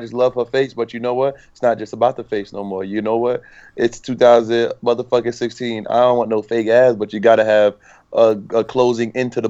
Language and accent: English; New York, United States; moved away; I'm from New York. I moved to a different land where people from New York got no respect.